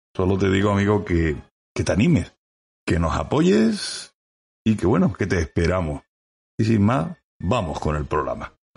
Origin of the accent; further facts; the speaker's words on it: Andalusia, Spain; accent: Andalusian; yo soy el andaluz